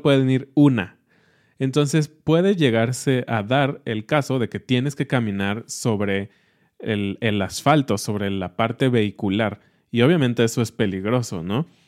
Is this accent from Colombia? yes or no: no; Mexico; nosotros como mexicanos